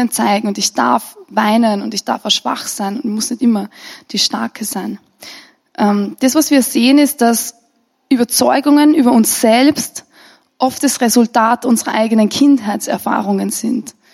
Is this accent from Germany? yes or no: no; Austria; Und als Österreicher gehört es schon fast zu unserem Hobby, dass wir grundsätzlich negativ sind und vor allem über Verantwortungsträger.